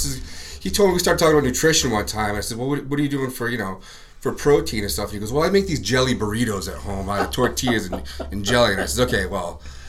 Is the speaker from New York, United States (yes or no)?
no; Virginia Beach, Virginia, United States; now in Maine, United States; I'm from Virginia Beach.